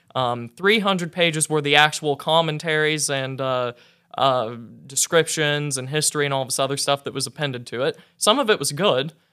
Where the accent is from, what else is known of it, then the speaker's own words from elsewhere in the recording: north central Oklahoma, United States; I was raised a Southern Baptist, uh, in north central Oklahoma